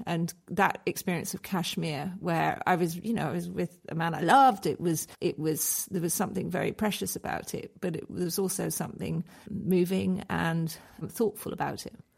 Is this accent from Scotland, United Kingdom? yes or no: yes; Scotland, United Kingdom; I was brought up in Scotland